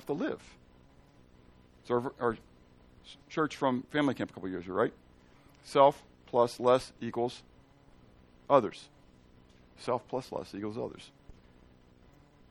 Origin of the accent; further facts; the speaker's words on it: Pittsburgh, Pennsylvania, United States; And I'm from Pittsburgh. Okay? I'm from Pennsylvania